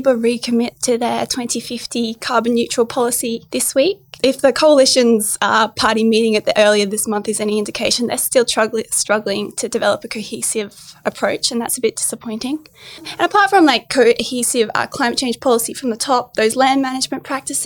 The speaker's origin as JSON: {"language": "English", "area": "Bega Valley", "region": "New South Wales", "country": "Australia", "tie": "born or raised there", "said": "I grew up in the Bega Valley"}